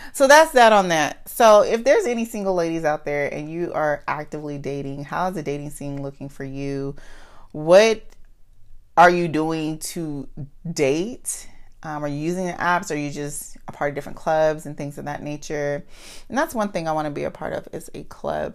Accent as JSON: {"language": "English", "country": "United States", "accent": "Ebonics (African American Vernacular English)", "first_language": "Ebonics (African American Vernacular English)", "said": "I'm good for ebonics. I, I'm, um, that's my, that's my first language"}